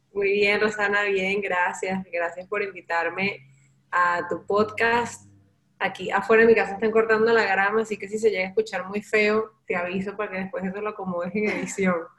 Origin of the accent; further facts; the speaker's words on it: Valencia, Carabobo, Venezuela; moved away as an adult; cuando yo salí de Venezuela